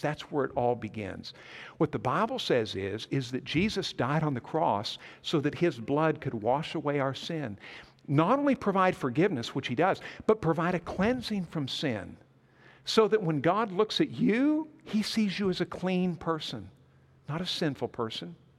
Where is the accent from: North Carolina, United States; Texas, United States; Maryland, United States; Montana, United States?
Montana, United States; moved away as an adult; also born or lived in McAlester, Oklahoma; I grew up in Montana